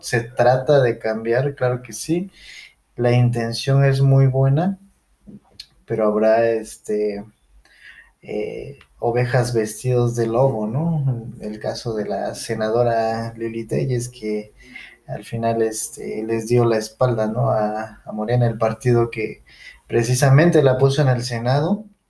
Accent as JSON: {"language": "Spanish", "country": "Mexico", "said": "somos mexicanos"}